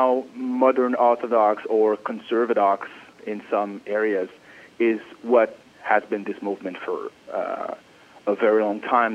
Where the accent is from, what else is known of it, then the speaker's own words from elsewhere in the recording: Paris, Île-de-France, France; moved away as an adult; now in New York, United States; I was born in Paris, France